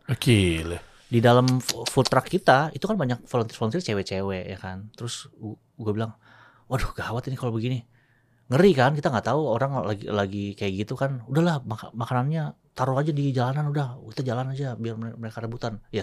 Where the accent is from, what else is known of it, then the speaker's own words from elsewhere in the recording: Tangerang, Banten, Indonesia; Nah, daerah gua Tangerang, Tangerang tuh kota pabrik, kota industri.